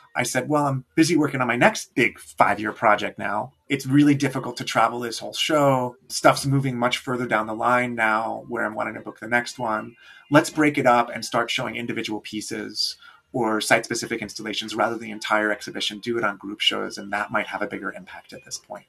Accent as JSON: {"language": "English", "region": "New York", "country": "United States", "tie": "born or raised there", "also_born_or_lived": "Johannesburg, South Africa", "moved": "as an adult", "lives_now": "Milwaukee, United States", "said": "I grew up in New York, but moved to Johannesburg in my early 20s and spent six years there."}